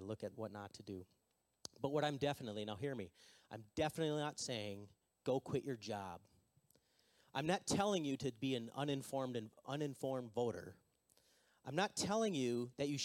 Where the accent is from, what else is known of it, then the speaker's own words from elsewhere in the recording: Minnesota, United States; we're from Minnesota, and we don't really like to be enthusiastic